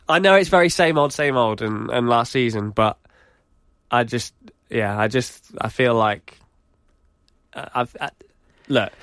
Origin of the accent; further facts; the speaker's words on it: United Kingdom; we're British